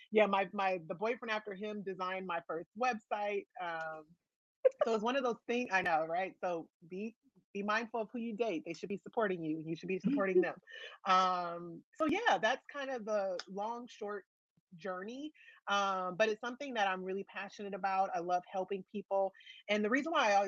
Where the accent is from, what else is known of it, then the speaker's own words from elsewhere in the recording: Los Angeles, California, United States; It is my hometown